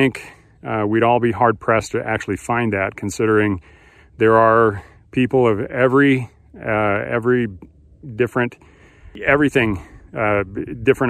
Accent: United States; being an American

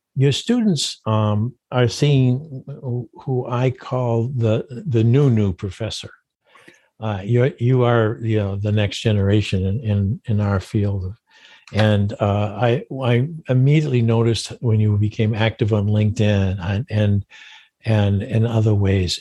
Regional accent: Maine, United States; I grew up in Maine

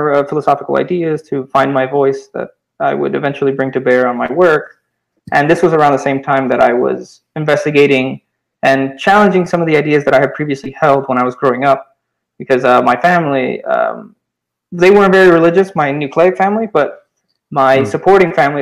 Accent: Cuba; I was born in Cuba in 1991.

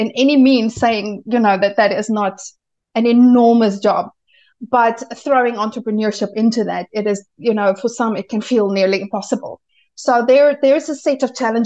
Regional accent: South Africa; moved away as an adult; also born or lived in United Kingdom / Malta; now in Germany; we moved from South Africa, where I am originally from, and we moved to Europe

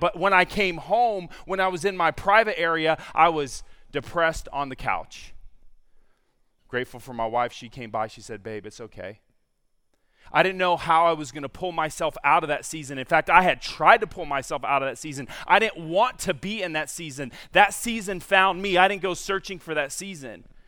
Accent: San Diego, California, United States; moved away as an adult; also born or lived in Virginia; born and raised in San Diego

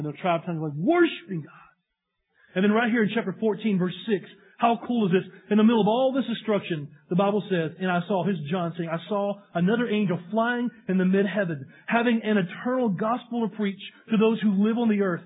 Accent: East Tennessee, United States; moved away; I'm from East Tennessee

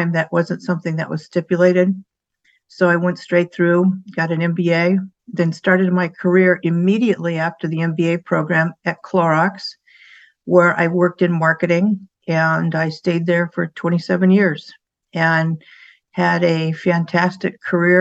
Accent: San Diego, California, United States; I grew up in San Diego, have three sisters, and I was living the nice beach life

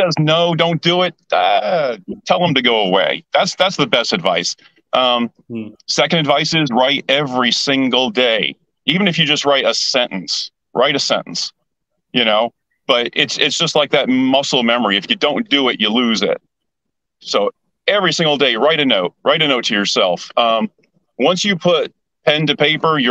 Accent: New York, United States; now in Orlando, United States; I was born in New York.

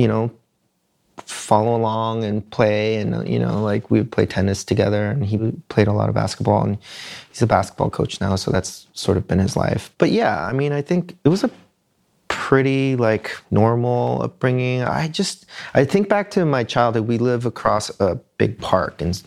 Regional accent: Springfield, Oregon, United States; also born or lived in Eugene, Oregon; now in Portland, United States; I didn't experience Korean food at all growing up in Eugene and Springfield

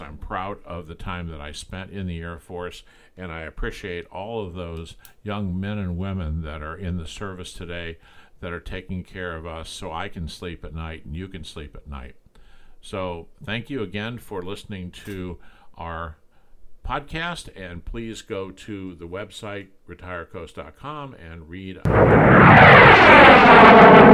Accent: Long Beach, California, United States; I grew up in Southern California near Long Beach

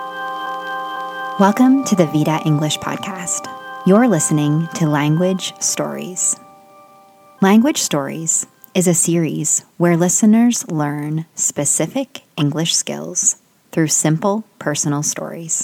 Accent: Canada; also born or lived in South Korea; From 2012 to 2014, I lived outside of my home country

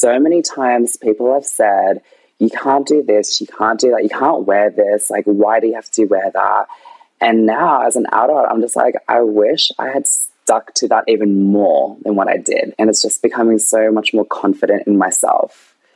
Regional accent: Canberra, Australian Capital Territory, Australia; I've never left Canberra. I've never left my hometown.

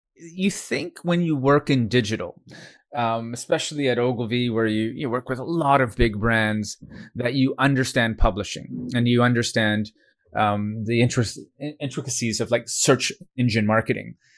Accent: Canada; now in Singapore; I'm Canadian, uh, by birth

